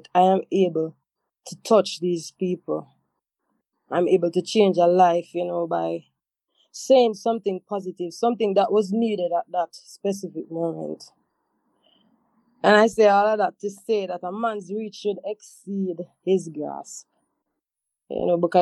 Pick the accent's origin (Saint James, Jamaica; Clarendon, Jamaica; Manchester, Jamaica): Saint James, Jamaica; Montego Bay; I had to go back to Montego Bay, to my home, my hometown, my mother house.